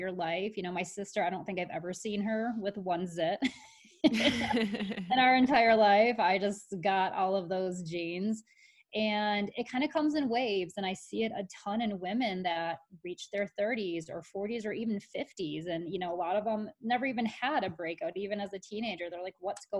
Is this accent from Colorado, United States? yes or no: no; Michigan, United States; I grew up in Michigan, and all we did was go boating.